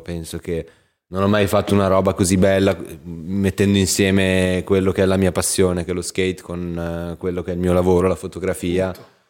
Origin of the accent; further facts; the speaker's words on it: Aosta Valley, Italy; io vengo dalla Val d'Aosta, che è un paesello, una regione sperduta nel nord